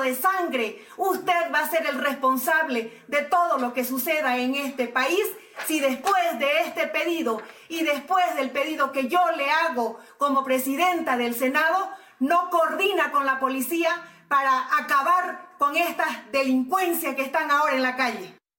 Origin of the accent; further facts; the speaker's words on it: Bolivia; como boliviano